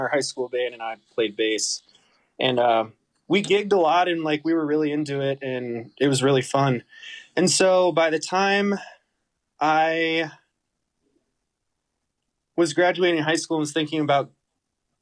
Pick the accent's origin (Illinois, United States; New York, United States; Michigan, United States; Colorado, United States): Colorado, United States; Boulder; also born or lived in Boston; I grew up in Boulder, Colorado.